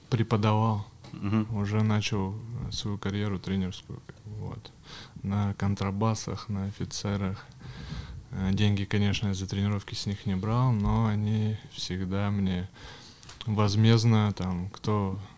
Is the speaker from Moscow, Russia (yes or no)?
no; Yekaterinburg, Sverdlovsk Oblast, Russia; also born or lived in Kamensk-Uralsky; Да, я родился в городе Каменск-Уральск.